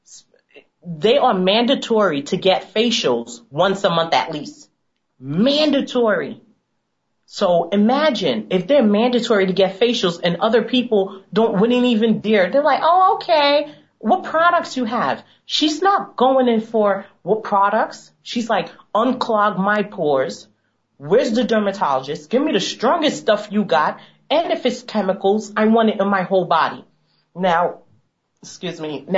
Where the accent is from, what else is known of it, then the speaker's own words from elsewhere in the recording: United States; Being African American myself